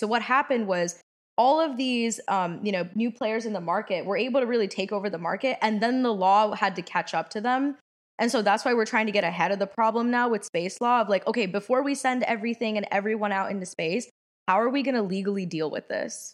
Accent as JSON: {"language": "English", "town": "Washington", "region": "District of Columbia", "country": "United States", "also_born_or_lived": "Los Angeles", "said": "I'm also from Washington, D C."}